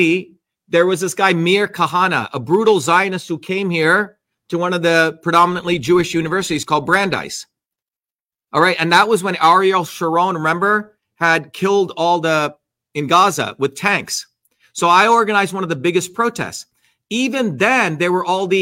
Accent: India; I'm Indian

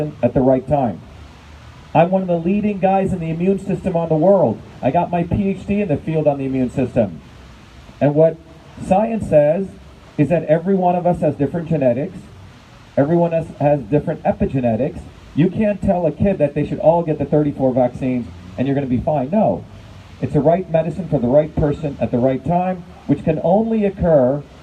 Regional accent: Paterson, New Jersey, United States; also born or lived in Clifton, New Jersey / Parsippany, New Jersey; I grew up in Patterson, then in Clifton, then in Parsippany

